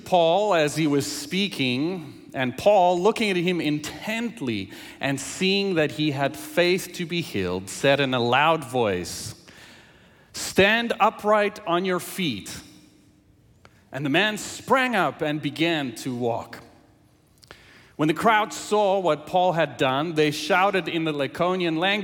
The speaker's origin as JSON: {"language": "English", "country": "South Africa", "tie": "born or raised there", "first_language": "Afrikaans", "second_language": "English", "moved": "yes", "said": "English is my second language, and I grew up speaking Afrikaans from South Africa"}